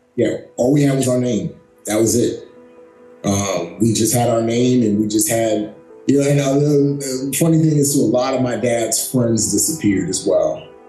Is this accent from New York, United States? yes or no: yes; New York City, New York, United States; also born or lived in Lagos, Nigeria; I grew up in the Bronx. I grew up in uh, Bronx, New York City